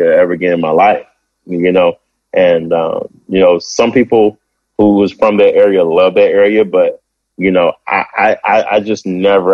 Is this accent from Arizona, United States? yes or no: no; Kansas City, Missouri, United States; moved away; also born or lived in Blytheville, Arkansas; I'm from Kansas City, which I grew up there